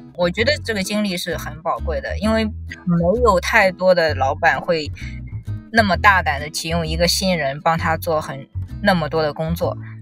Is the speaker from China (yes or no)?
yes; China; moved away as an adult; also born or lived in Australia / France; 因为我是中国人